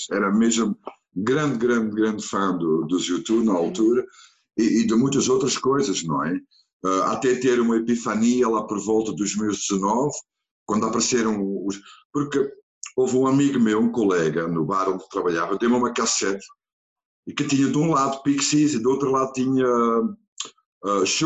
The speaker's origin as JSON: {"language": "Portuguese", "area": "near Antwerp", "region": "Flanders", "country": "Belgium", "tie": "born or raised there", "also_born_or_lived": "Sesimbra, Portugal", "second_language": "Portuguese", "moved": "as an adult", "lives_now": "Portugal", "said": "nasci numa, perto, perto de Antuérpia, uhum. vamos dizer. Uh, e pronto, e vivi na Bélgica até, até 1900. Nasci em, em 68 e uhum. vivi na Bélgica até 95."}